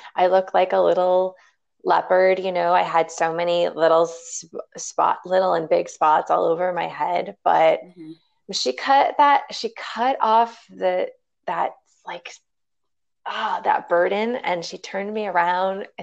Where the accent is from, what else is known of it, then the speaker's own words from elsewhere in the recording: Chicago, Illinois, United States; I am a Chicago girl